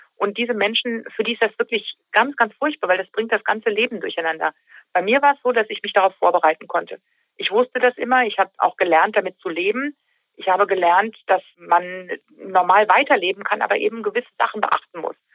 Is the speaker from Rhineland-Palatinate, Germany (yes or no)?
no; Taunus, Hesse, Germany; Richtig, das ist meine Heimat. Hier lebe ich seit über 40 Jahren.